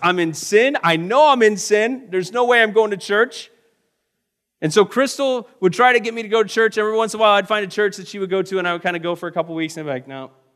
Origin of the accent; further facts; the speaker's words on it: Florida, United States; moved away as an adult; also born or lived in Missouri; I'm from Florida